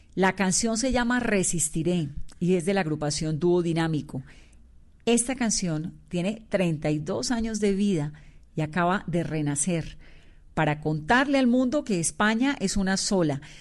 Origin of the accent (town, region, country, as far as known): Colombia